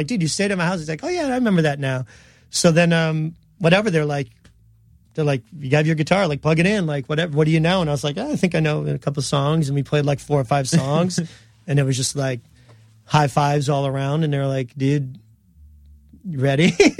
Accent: New York, United States; yeah, we're from New York, like we're all happy to be here

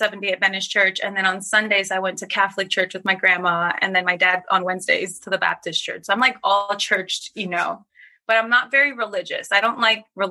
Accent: Trinidad & Tobago; I'm from Trinidad

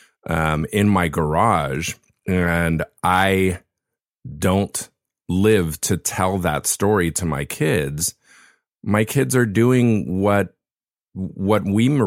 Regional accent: Laguna Beach, California, United States; his church started back in the 70s in Laguna Beach, where I was, which is my hometown.

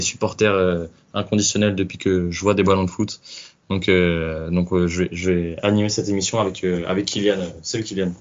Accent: Lyon, Auvergne-Rhône-Alpes, France; je suis lyonnais, j'ai 23 ans

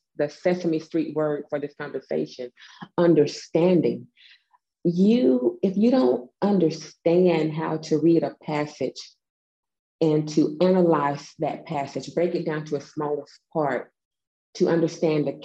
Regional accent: the South, United States; accent: Southern; I am from the South. I'm a whole Southern lady

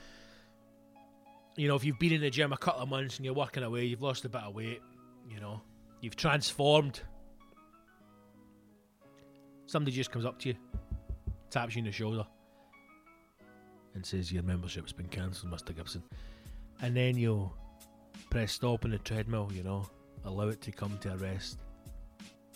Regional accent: Scotland, United Kingdom; Being a Scotsman

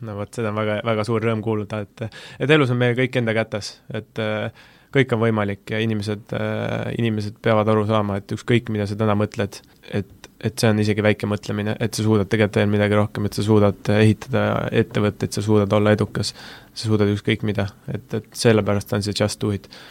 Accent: Tartu, Tartu County, Estonia; moved away; ma olen Tartust pärit

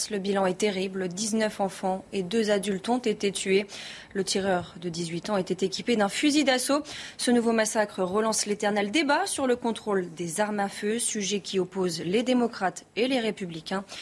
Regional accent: Paris, Île-de-France, France; Je viens de Paris et on vient à Vélizy faire nos courses parce que c'est moins cher.

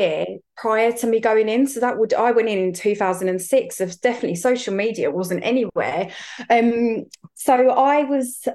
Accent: Essex, East of England, United Kingdom; I'm from Essex

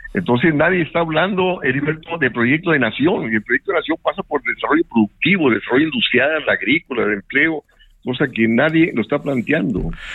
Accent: Monterrey, Nuevo León, Mexico; moved away; yo soy de Monterrey

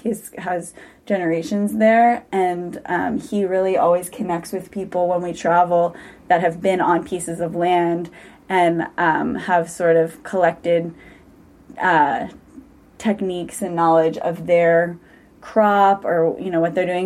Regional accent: St. Louis, Missouri, United States; moved away as an adult; also born or lived in Santa Cruz, California; growing up in St. Louis, Missouri, coming to school at UC Santa Cruz

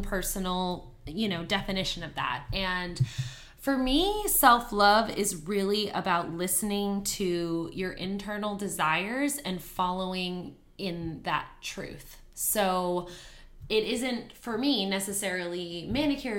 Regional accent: Canada; moved away as an adult; now in Houston, United States; I'm originally from Canada, and I moved here to Houston about 8 years ago

